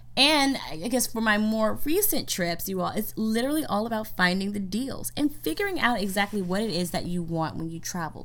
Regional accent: United States; I'm from America

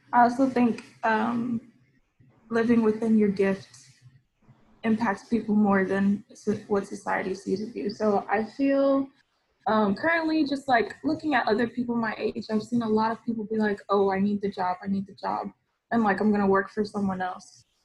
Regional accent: Austin, Texas, United States; also born or lived in Houston / New York; I was born and raised in Austin. Lived there for 15 years, and when I was 15, my family moved to Houston

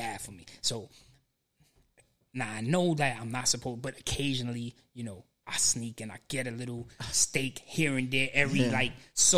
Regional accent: New York, United States; moved away; I grew up in New York

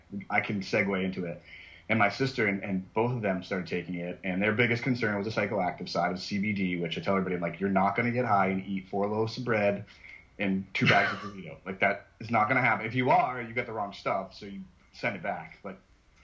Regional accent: New England, United States; growing up in New England

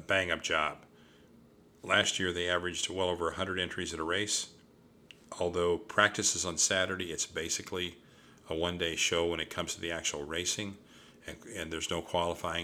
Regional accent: Ohio, United States; my home state of Ohio

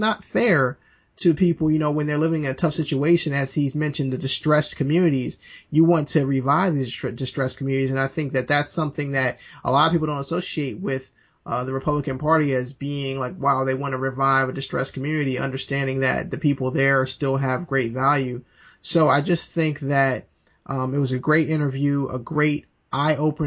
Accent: the South, United States; we're both from the South

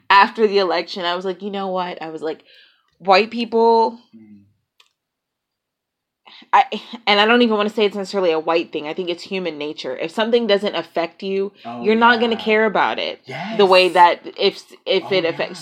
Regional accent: New Orleans, Louisiana, United States; I grew up in New Orleans.

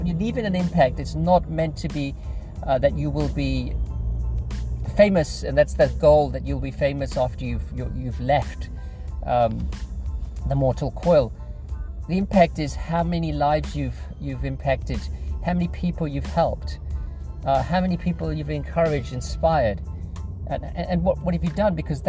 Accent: England, United Kingdom; I moved here from England, as many of you know, about 15 years ago.

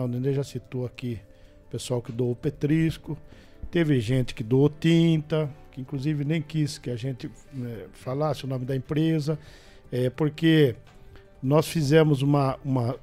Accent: Botucatu, São Paulo, Brazil; eu sou nascido e criado em Rubião.

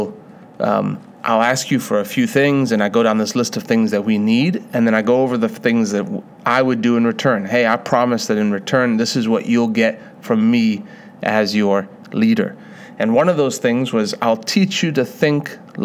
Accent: South Africa; I was born in South Africa.

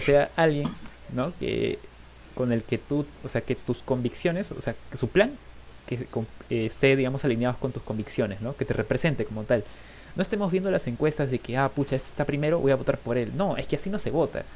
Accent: Peru; vamos a seguir aquí siendo peruanos igual

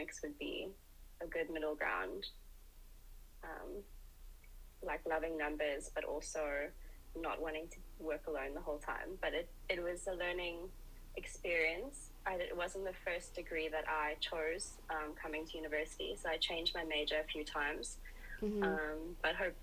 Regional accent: Durban, KwaZulu-Natal, South Africa; moved away as an adult; now in Cape Town, South Africa; So my hometown is Durban

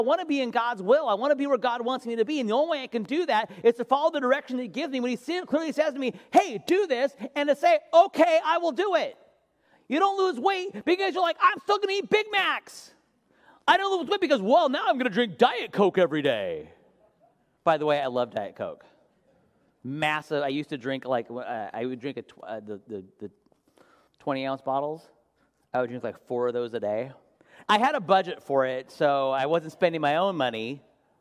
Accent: Washington, United States; moved away as an adult; now in Ventura, United States; I'm from Washington

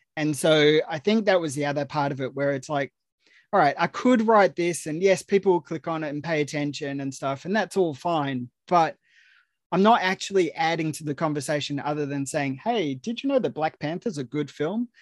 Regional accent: Australia; accent: Australian; I'm Australian. Uh, you know, the accent tends to give that away

